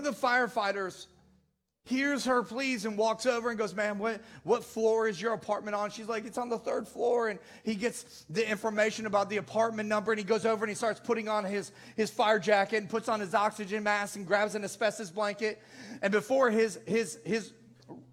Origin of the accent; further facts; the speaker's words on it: Naperville, Illinois, United States; I'm from the Chicagoland area